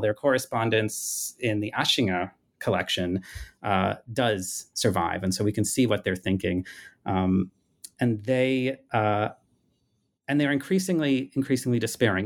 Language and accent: English; United States; as an American growing up